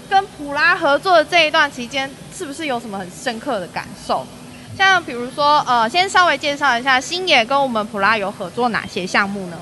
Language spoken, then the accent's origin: Chinese; Taichung, Taiwan; accent: Taichung accent; 因为我们都是台中人